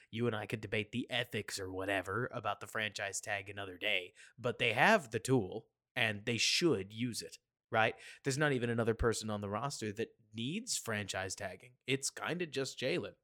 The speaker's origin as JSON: {"language": "English", "town": "Dallas", "region": "Texas", "country": "United States", "said": "I'm from Dallas"}